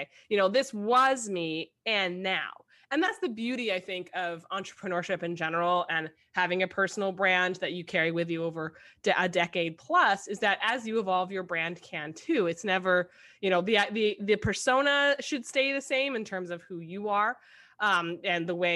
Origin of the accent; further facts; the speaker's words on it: New York, United States; I'm a New Yorker